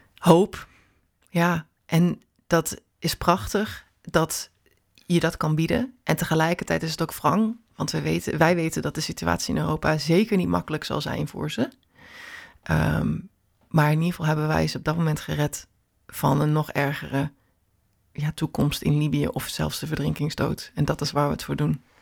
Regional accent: Netherlands; waar ik vandaan kom

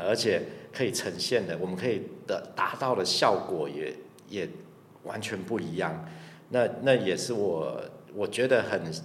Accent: Taichung, Taiwan; 我从小在台中长大

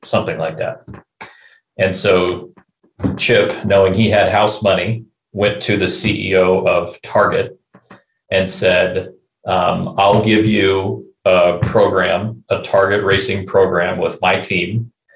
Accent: Southern California, United States; I grew up in Southern California

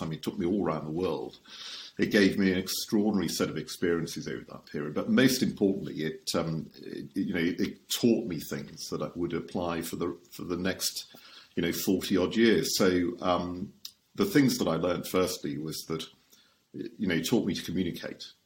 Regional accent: Shropshire, West Midlands, United Kingdom; I was born and raised in Shropshire, which is where my home is.

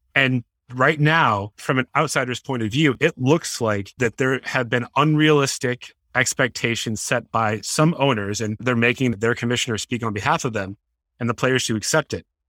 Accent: Boston, Massachusetts, United States; I was obviously born and raised in the Boston area

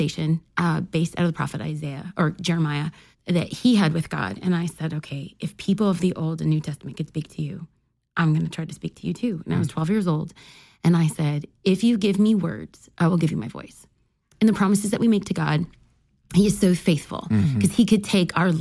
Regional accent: Los Angeles, California, United States; I'm a first-generation American. I was raised in East Los Angeles with my parents

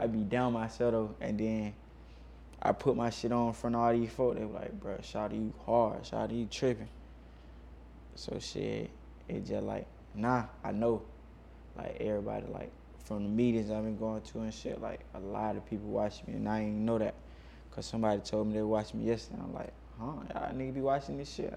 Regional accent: Macon, Georgia, United States; now in Atlanta, United States; growing up in Macon

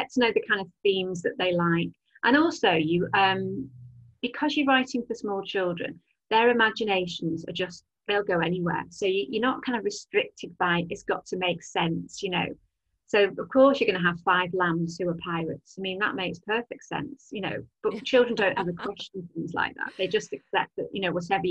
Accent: Southport, North West England, United Kingdom; also born or lived in London; now in Liverpool, United Kingdom; I grew up in Southport, which is on the northwest coast.

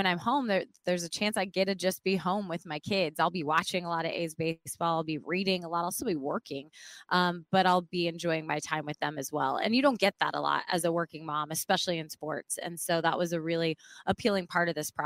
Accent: Colorado, United States; moved away as an adult; now in California, United States; I got the opportunity to go home and cover my hometown team in the Colorado Rockies

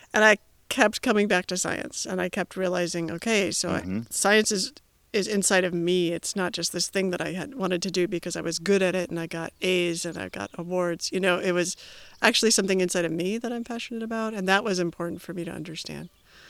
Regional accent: Illinois, United States; Yeah, Illinois.

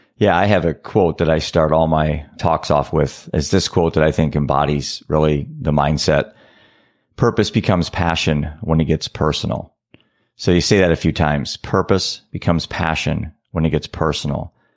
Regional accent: Iowa, United States; I'm a dad from Iowa.

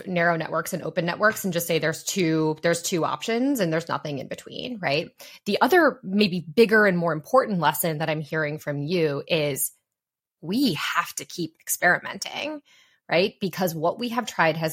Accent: Columbus, Ohio, United States; I am proudly from Ohio. I'm from Columbus, Ohio

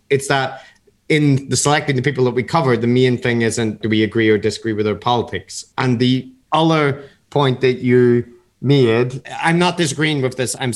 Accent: Belfast, Northern Ireland, United Kingdom; Matt and I aren't from America. I grew up in Belfast in the 80s and 90s, which was like a conflict area.

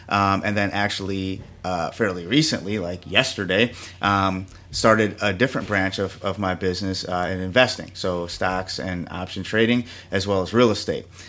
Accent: Milwaukee, Wisconsin, United States; moved away as an adult; also born or lived in New York; I was born here in Milwaukee, Wisconsin, you know, and I reside on the, the north side of, uh, Milwaukee, and, uh, went to Marquette High here in town

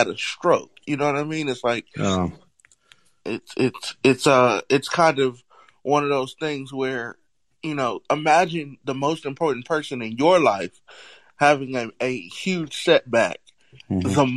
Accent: California, United States; growing up in California, it's a little bit more relaxed

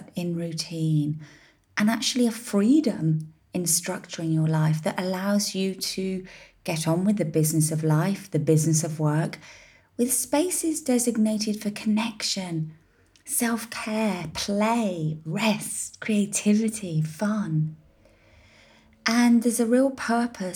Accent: United Kingdom; now in Ibiza, Spain; as a British business and a British citizen, albeit an ex-resident

